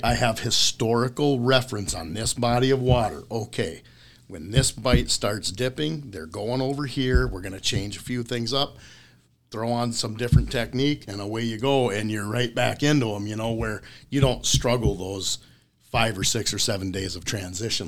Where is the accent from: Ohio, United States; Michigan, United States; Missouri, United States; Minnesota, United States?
Minnesota, United States; Mora; I grew up in Mora, Minnesota, which is an hour north of Twin Cities and about twenty minutes south of Mille Lacs.